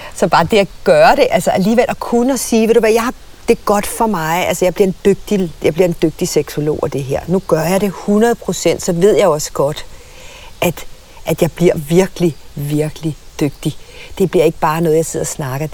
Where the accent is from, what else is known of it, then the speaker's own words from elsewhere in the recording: Søborg, Capital Region of Denmark, Denmark; jeg voksede op i Søborg på Sjælland, ikke langt fra Gladsaxe